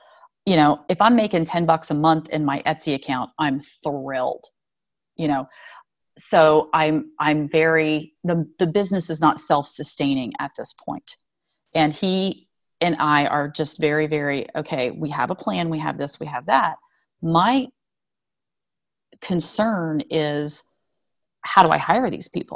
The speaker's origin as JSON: {"language": "English", "country": "United States", "tie": "born or raised there", "said": "I was born here in the States"}